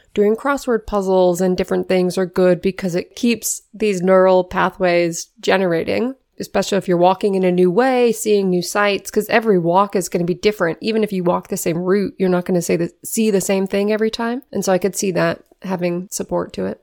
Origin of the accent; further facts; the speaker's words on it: Renton, Washington, United States; moved away; also born or lived in Baltimore / Philadelphia; I grew up in Renton, Washington, suburb of Seattle.